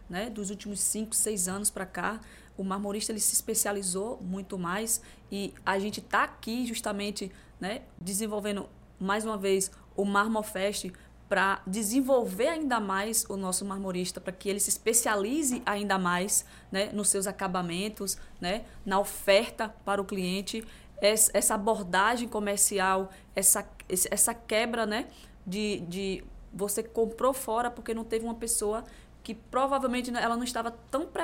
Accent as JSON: {"language": "Portuguese", "town": "Crisópolis", "region": "Bahia", "country": "Brazil", "moved": "yes", "said": "quando eu saí de Crisópolis há 15 anos atrás. Crisópolis? É, interior da Bahia."}